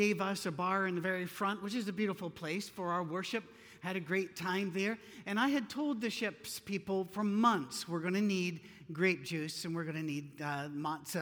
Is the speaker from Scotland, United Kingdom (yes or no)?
yes; Scotland, United Kingdom; Being Scottish, we don't tan, we stroke